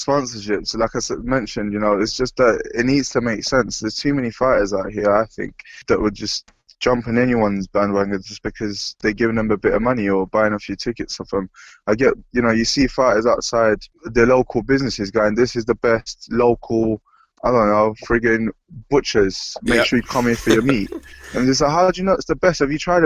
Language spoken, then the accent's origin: English; London, United Kingdom; I grew up in London